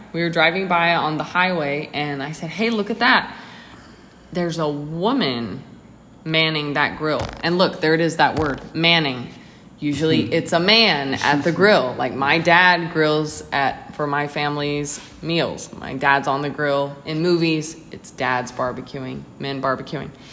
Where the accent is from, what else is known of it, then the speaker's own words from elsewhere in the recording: Texas, United States; moved away; I'm from Texas